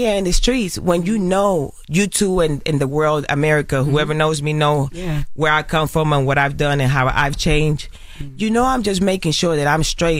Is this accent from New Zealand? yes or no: no; Carolina, Puerto Rico; I grew up in I always say this, I grew up in Puerto Rico. I grew up in Carolina, en Las Esmeraldas, en el Caserío. I grew up in the ghetto, in the hood, in the trenches.